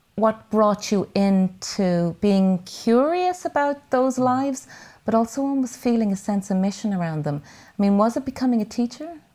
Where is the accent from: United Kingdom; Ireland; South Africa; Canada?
Ireland; Dublin, Leinster; I grew up in Whitehall at the other, uh, corner of Ballymun and the flats